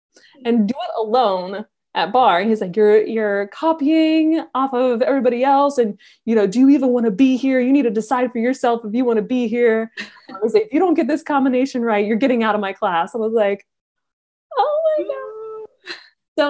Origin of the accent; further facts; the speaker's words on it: Atlanta, Georgia, United States; moved away; I grew up in Atlanta